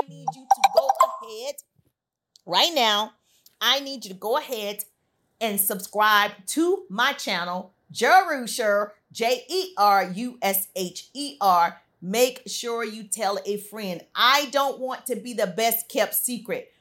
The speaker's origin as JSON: {"language": "English", "region": "deep South", "country": "United States", "said": "I'm from the South, deep South."}